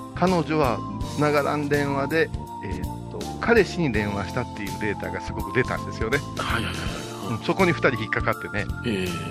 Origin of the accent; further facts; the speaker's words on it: Kansai, Japan; 関西のノリの私たち